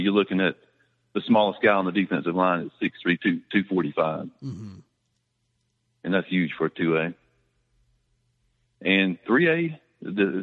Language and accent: English; Rome, Georgia, United States; moved away as an adult; also born or lived in Buford, Georgia; I moved back to Rome. I grew up in the Rome area, and I moved to Buford, Flowery Branch area